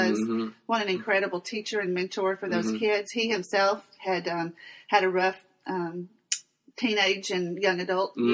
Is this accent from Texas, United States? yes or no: yes; Pittsburg, Texas, United States; also born or lived in Lubbock, Texas; I grew up in Pittsburgh, Texas